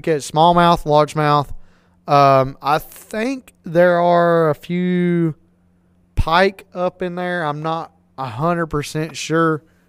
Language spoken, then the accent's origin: English; Lake Lookout Shoals, North Carolina, United States; I live right here at Lake Hickory. And I grew up on Lake Lookout